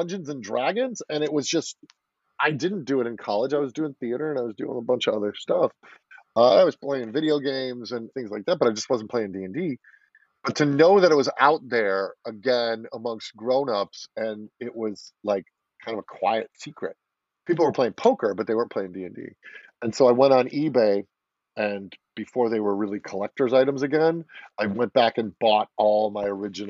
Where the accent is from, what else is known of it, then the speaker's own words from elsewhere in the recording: Chicago, Illinois, United States; I'm a Chicago boy, born and raised in Illinois, suburbs outside of Chicago